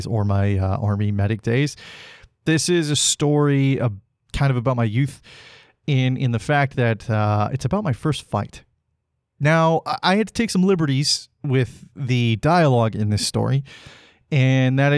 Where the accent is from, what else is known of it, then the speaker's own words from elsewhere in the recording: Salmon Arm, British Columbia, Canada; moved away; my hometown of Salmon Arm. And that's a great place to have grown up